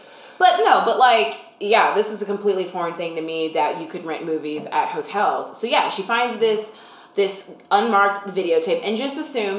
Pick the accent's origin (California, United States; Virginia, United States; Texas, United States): Texas, United States; As a Texan who's never been to the Pacific Coast.